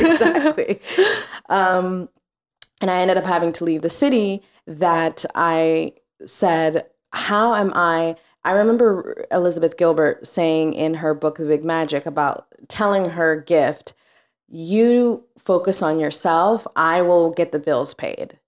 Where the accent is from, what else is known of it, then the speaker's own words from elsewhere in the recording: Mombasa, Mombasa County, Kenya; also born or lived in New Orleans, Louisiana; now in New York, United States; I grew up in Mombasa, Kenya. So East Africa.